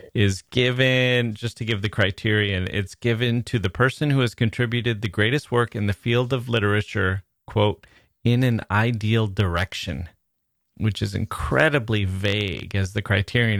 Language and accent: English; United States; As an American